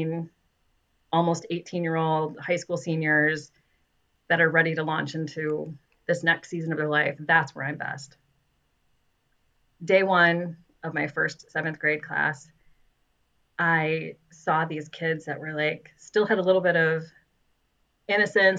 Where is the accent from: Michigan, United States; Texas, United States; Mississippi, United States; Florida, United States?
Michigan, United States; West; me growing up in West Michigan, like, of course, you know Meijer